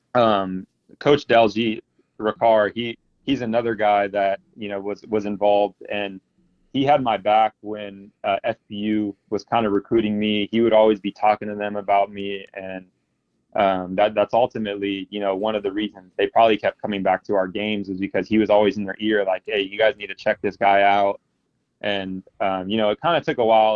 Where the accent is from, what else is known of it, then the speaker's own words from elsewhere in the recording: Fresno, California, United States; also born or lived in Bakersfield; I'm from Fresno and I, I, grew up here